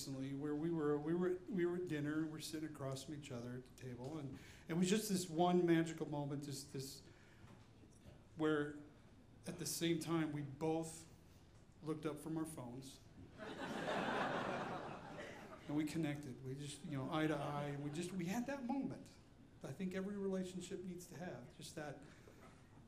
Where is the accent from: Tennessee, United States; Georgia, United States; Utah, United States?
Utah, United States; I'm growing up in Utah, a little different than most places